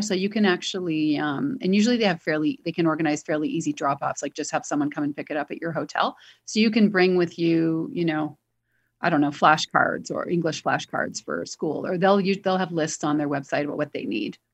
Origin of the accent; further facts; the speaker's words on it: Toronto, Ontario, Canada; moved away; I'm from Toronto